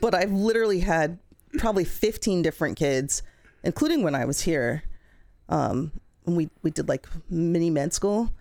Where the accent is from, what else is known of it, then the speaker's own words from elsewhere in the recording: Colorado, United States; moved away as an adult; I grew up in Colorado